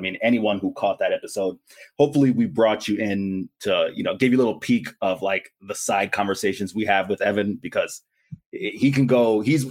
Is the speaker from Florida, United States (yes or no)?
yes; Florida, United States; being a native Floridian.